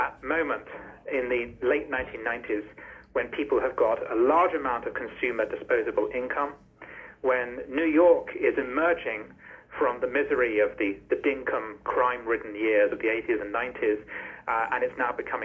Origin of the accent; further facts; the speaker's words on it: United Kingdom; as a British person